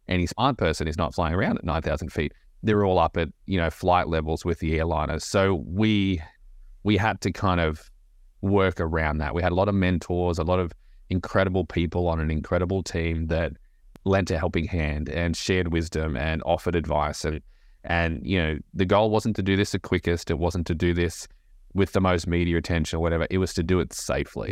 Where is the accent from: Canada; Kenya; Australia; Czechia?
Australia; moved away as an adult; now in Nashville, United States; Aussie, born and bred, and Uh, grew up in a small beach town in Australia